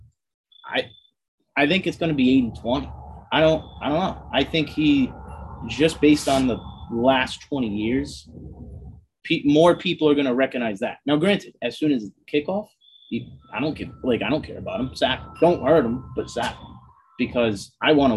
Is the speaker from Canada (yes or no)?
no; Boston area, Massachusetts, United States; my hometown here. Like, last 20 years. We grew up with Tom Brady at the helm